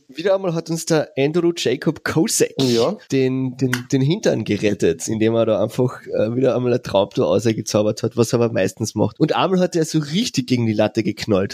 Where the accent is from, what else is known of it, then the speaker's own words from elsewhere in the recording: Carinthia, Austria; als, als Kärntner